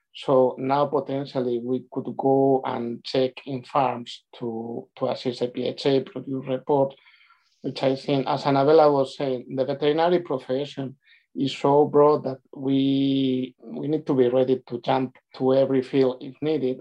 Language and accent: English; Spain; moved away as an adult; also born or lived in Glasgow, United Kingdom; now in United Kingdom; on my last two years in Spain, I spent a lot of time uh, traveling between my hometown and Madrid